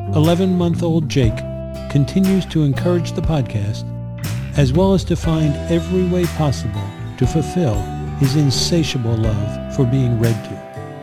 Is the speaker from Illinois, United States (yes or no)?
no; New York City, New York, United States; also born or lived in Bronx, New York; now in Catskills, United States; I was born in the Bronx, but I grew up in Queens